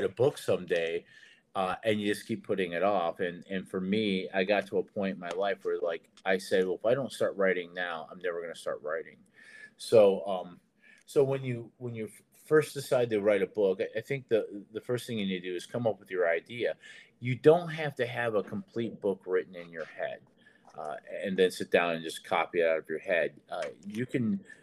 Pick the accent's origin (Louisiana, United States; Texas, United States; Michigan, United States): Michigan, United States; Detroit; moved away; also born or lived in Nashville; I'm from Detroit, and I was in the Army, and I ended up in Nashville